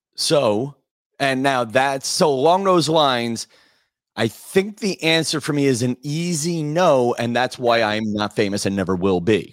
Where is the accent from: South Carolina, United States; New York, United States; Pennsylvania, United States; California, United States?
New York, United States; Massapequa; I grew up in Massapequa, Long Island